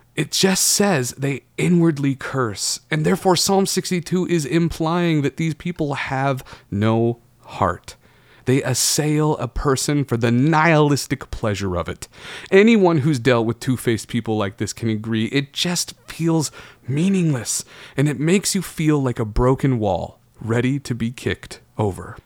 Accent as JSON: {"language": "English", "region": "Oregon", "country": "United States", "tie": "born or raised there", "said": "Growing up in Oregon"}